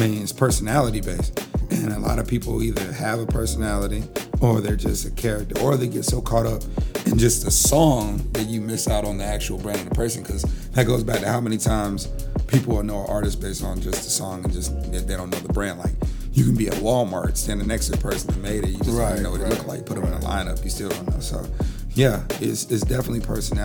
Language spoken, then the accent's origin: English; Japan; moved away; Growing up in Japan, my mother put me to work at 3 years old.